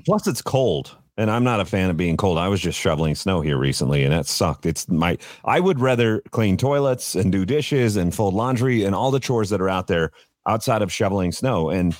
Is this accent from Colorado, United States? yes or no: yes; Colorado, United States; born and raised in Colorado.